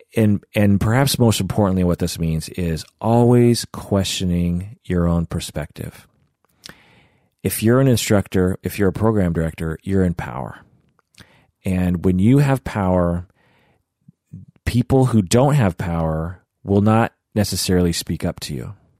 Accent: United States; just because my face looks Asian does not make me not American. You know, I am firmly American

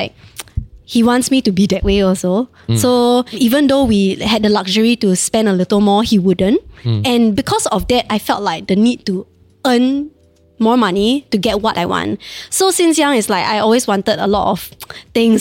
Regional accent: Singapore; I was from Damai Secondary

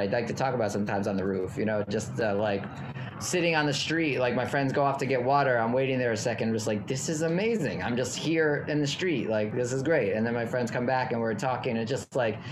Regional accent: New York City, New York, United States; moved away as an adult; also born or lived in Redlands, California / Portland / Los Angeles; I grew up in New York City, so I'm back home

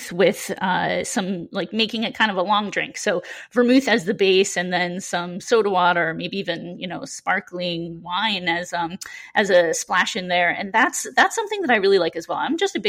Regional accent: Seattle, Washington, United States; when I was growing up in Seattle

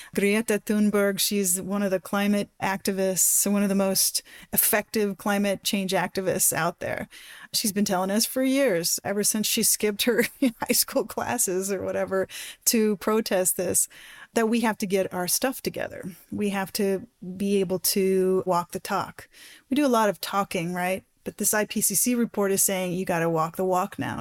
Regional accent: Black Forest, Colorado, United States; I grew up in the Black Forest in Colorado, which is a ponderosa pine

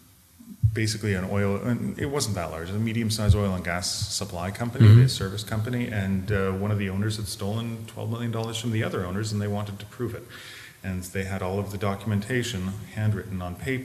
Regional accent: Canada; moved away as an adult; also born or lived in Montreal, Canada; now in Berlin, Germany; I'm from Canada originally, and I was 15 years in Montreal.

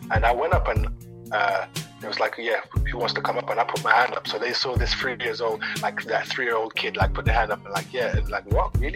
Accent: DR Congo; born there; Uh, I was born in Congo, so when I was three, my mum went over to France, left me with my dad in Congo.

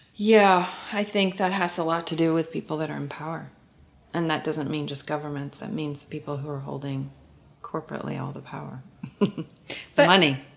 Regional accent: Oklahoma, United States; I'm from Oklahoma and I grew up in nature.

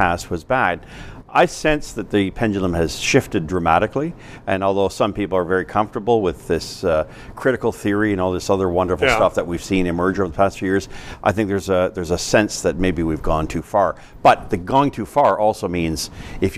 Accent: Canada; I'm Canadian

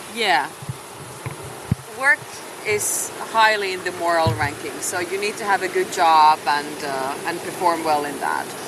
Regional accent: Finland; moved away as an adult; also born or lived in Shanghai, China; now in Puerto Jimenez, Costa Rica; I was born in Finland, and that's what my passport still says. Um, so I was born and raised there by the Russian border

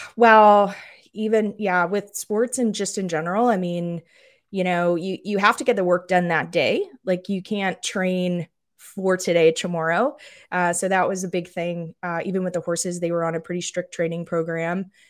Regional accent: just outside of Toronto, Ontario, Canada; moved away as an adult; now in Aiken, United States; I grew up just outside of Toronto

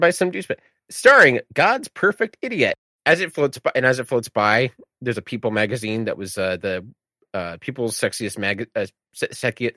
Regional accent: Michigan, United States; as someone from Michigan

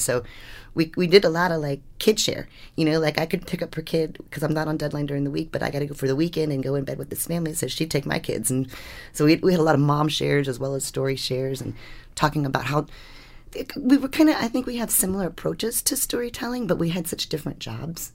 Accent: Washington, District of Columbia, United States; I grew up in Washington, D C during Watergate

